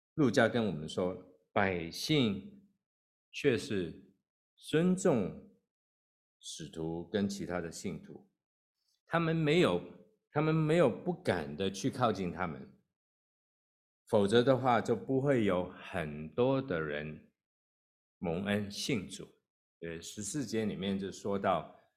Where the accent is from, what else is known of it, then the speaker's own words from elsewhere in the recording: Hong Kong; moved away as an adult; also born or lived in Kowloon; now in United States; 我在香港出生，那也在香港长大，那是二十几岁我才跟太太一起移民到美国。那在香港的时候，呃，我是住在 ，呃，九龙的地方